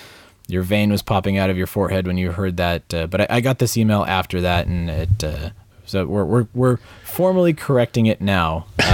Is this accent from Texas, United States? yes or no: no; Kansas City, Missouri, United States; I am from Kansas City, Missouri, and I drive by the cave area often.